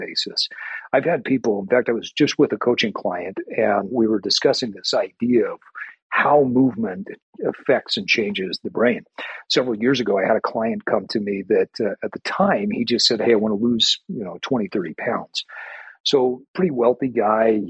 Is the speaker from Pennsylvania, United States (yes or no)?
no; Utah, United States; I grew up in Utah, and our home that I grew up in was about two or three blocks away